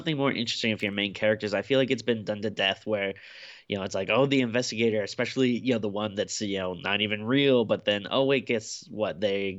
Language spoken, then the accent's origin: English; Glasgow, Scotland, United Kingdom; my hometown of Glasgow is always nice to see.